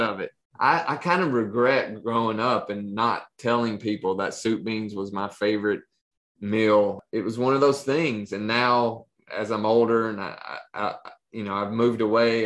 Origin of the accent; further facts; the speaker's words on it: Appalachia, United States; moved away; when i moved out of appalachia